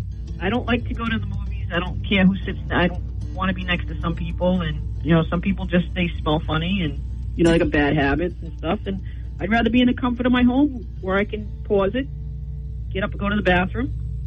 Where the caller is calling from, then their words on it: Berwick, Maine, United States; This is the … from Berwick.